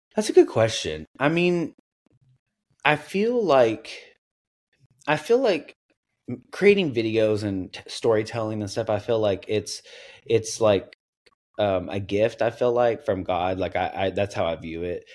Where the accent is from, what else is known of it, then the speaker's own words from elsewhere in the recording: Knoxville, Tennessee, United States; accent: Southern; also born or lived in Seattle; now in West Coast, United States; I grew up in Tennessee, so I'm on the West Coast now, but I grew up in Tennessee